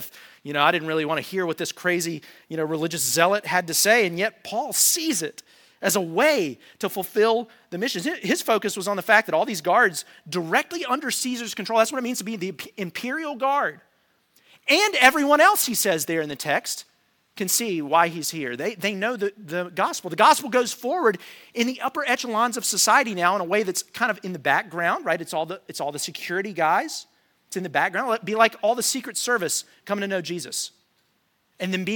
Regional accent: United States; us as Americans

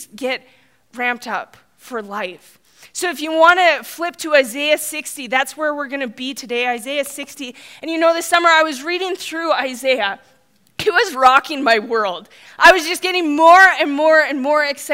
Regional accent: Saskatchewan, Canada; now in Red Deer, Canada; I grew up in Saskatchewan. That's where my roots are

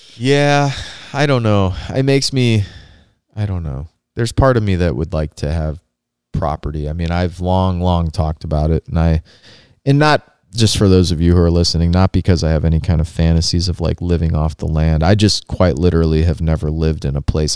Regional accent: Rust Belt, Indiana, United States; growing up in the Rust Belt

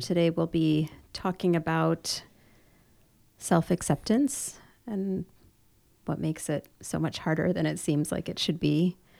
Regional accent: Chicago, Illinois, United States; now in Orange County, United States; I grew up in Chicago

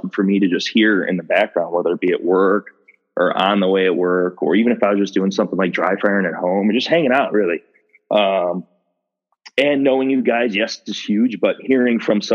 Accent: Ohio, United States; I was born and raised in Ohio, never really left

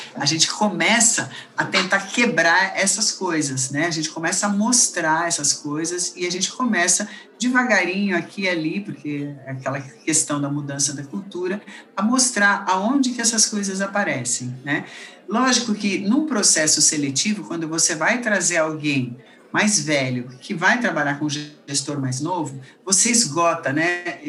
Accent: Brazil; Na verdade, eu sou brasileira, mas meus pais, minha família toda é belga

